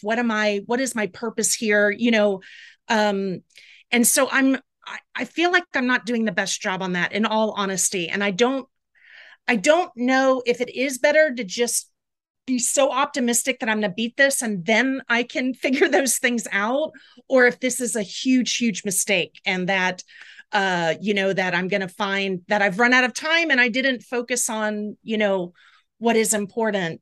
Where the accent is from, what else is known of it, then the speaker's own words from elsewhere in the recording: Jacksonville, Florida, United States; moved away as an adult; also born or lived in Tallahassee, Florida / Atlanta, Georgia; I grew up in Jacksonville, Florida